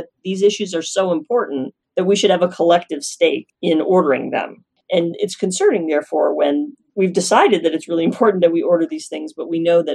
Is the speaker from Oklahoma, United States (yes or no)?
yes; Norman, Oklahoma, United States; moved away as an adult; also born or lived in Illinois / Stanford, California; now in Fountain Hills, United States; I'm from Norman, Oklahoma, which is right in the center of Oklahoma